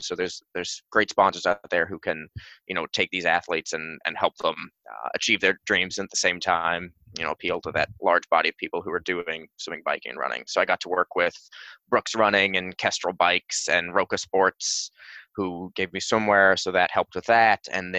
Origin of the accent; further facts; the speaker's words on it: England, United Kingdom; What was great about growing up in England was the club sporting system, because it gave you an opportunity to really easily jump into clubs that would have people from young ages to old.